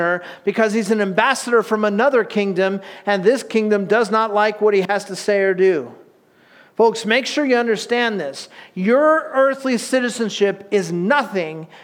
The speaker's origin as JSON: {"language": "English", "country": "United States", "said": "because we're American"}